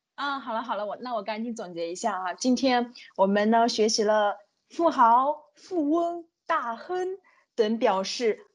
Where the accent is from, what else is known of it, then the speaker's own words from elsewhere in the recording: China; 已经靠近我们中国人的眉毛和睫毛了